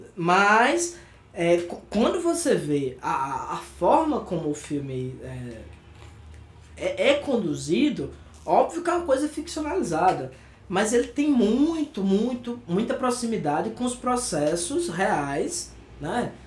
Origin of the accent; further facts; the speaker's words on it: Brazil; para nós que somos brasileiros